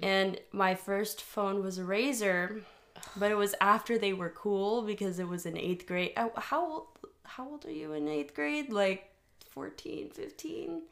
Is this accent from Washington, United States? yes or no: no; Texas, United States; I grew up in Texas